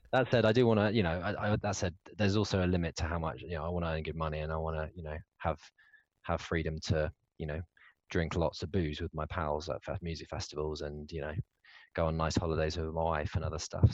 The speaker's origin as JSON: {"language": "English", "country": "United Kingdom", "said": "as a Brit"}